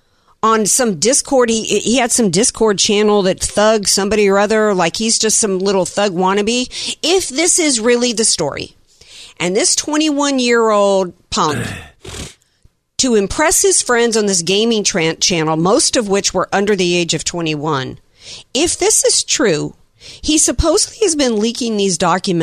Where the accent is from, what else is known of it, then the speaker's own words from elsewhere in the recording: the South, United States; I grew up in the South and we're all about the manners